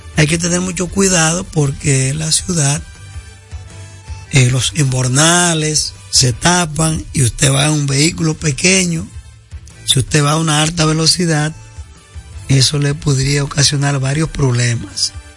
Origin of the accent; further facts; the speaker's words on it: Dominican Republic; como buenos dominicanos